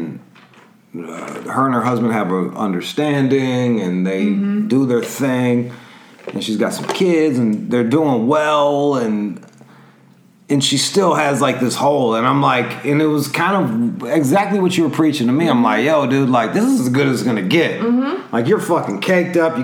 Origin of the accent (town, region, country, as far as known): Michigan, United States; born or raised there; moved away as an adult